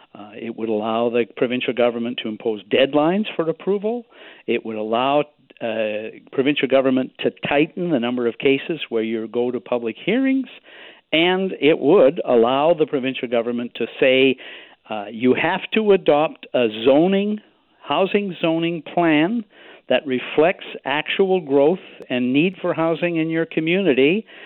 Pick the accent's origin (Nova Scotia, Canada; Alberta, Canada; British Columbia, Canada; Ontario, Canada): British Columbia, Canada; Victoria; my hometown here